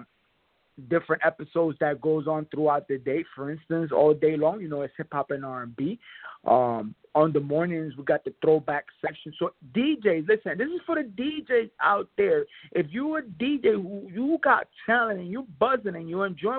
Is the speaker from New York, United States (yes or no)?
yes; New York Tri-State area, United States; I'm from the Tri-State area. I represent the New York Tri-State area